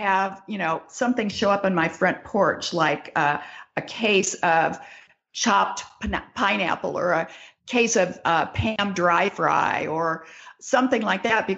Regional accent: California, United States; moved away as an adult; now in Michigan, United States; I'm from California

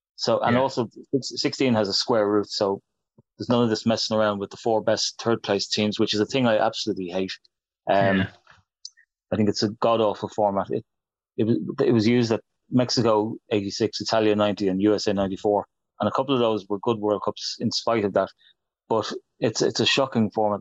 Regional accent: Ireland; I'm an Irishman

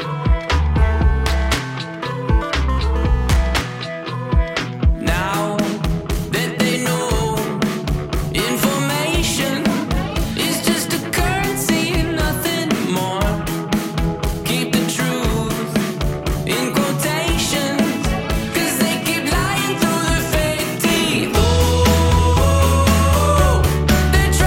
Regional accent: New York, United States; I was born in New York, so Mulberry Street

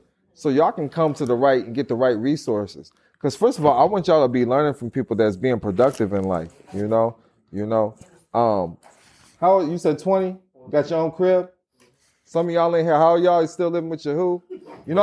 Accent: Missouri, United States; I grew up in Missouri.

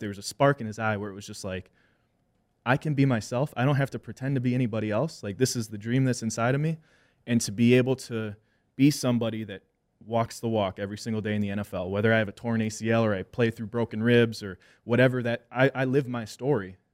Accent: Wisconsin, United States; I'm a mixed kid and I'm in an Irish, you know, Wisconsin family

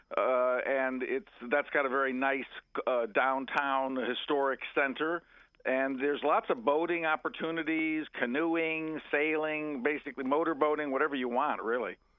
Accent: Montgomery County, Maryland, United States; I grew up in Montgomery County, which is right next to Prince George's County, Maryland

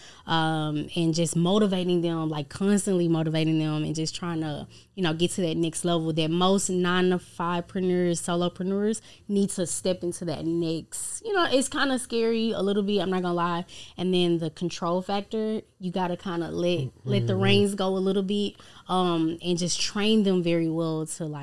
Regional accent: Dallas, Texas, United States; I'm from Dallas, Texas. Well, South Dallas, Texas. Born and raised.

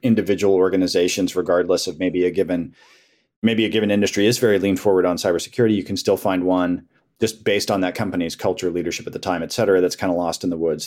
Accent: Colorado, United States; now in Herndon, United States; growing up in Colorado

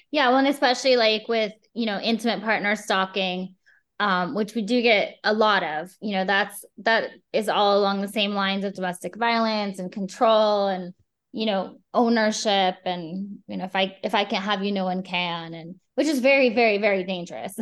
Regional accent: Midwest, United States; I grew up in the Midwest.

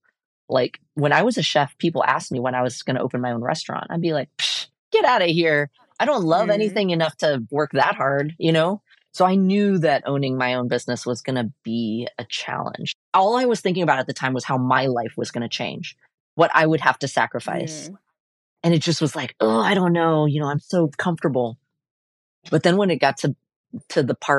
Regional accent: Portland, Oregon, United States; I was born and raised here in Portland

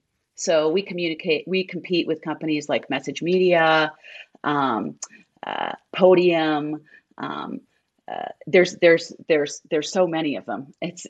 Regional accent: Minnesota, United States

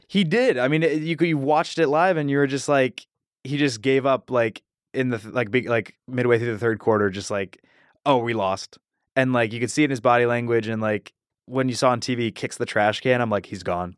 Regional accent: Cuyahoga Falls, Ohio, United States; Born and raised in Sugar and Falls, Ohio

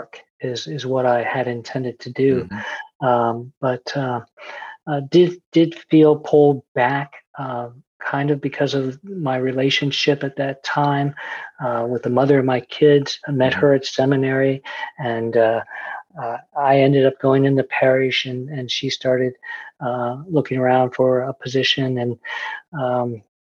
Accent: central Pennsylvania, United States; where I grew up in central Pennsylvania, and I was a PK, a preacher's kid

